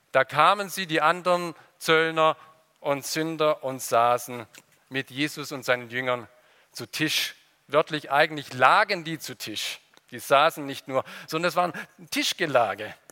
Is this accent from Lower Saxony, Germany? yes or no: no; Ludwigsburg, Baden-Württemberg, Germany; Ich komme aus Ludwigsburg, vielleicht war der auch schon mal in dem Märchengarten.